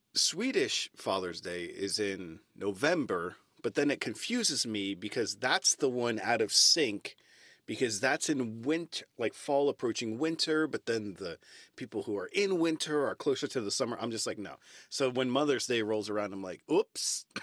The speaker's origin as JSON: {"language": "English", "country": "United States", "also_born_or_lived": "London, United Kingdom", "moved": "as an adult", "lives_now": "Stockholm, Sweden", "said": "as an American"}